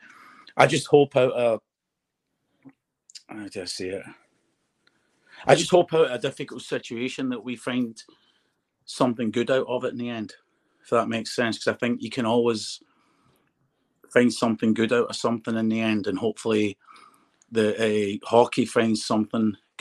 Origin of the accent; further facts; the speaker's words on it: United Kingdom; I'd love to win in my own country